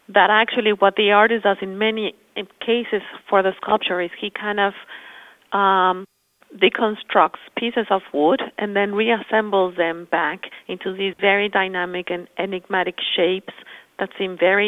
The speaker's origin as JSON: {"language": "English", "region": "Mexico City", "country": "Mexico", "tie": "born or raised there", "also_born_or_lived": "Spain", "moved": "as an adult", "said": "I was born in Mexico City and I studied architecture"}